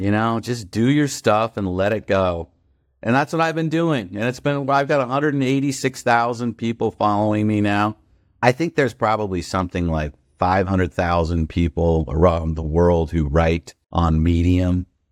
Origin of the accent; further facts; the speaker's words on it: Newport Beach, California, United States; moved away as an adult; also born or lived in Washington, D.C.; I grew up in Newport Beach, where I am right now